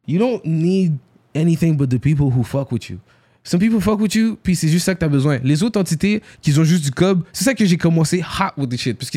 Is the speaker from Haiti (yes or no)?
yes; Haiti; Yo, moi, je suis haïtien.